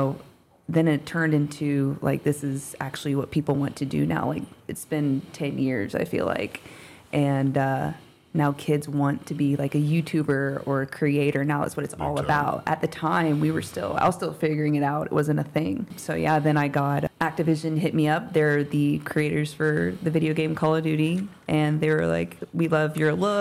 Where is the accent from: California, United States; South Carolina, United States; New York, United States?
South Carolina, United States; Born and raised in South Carolina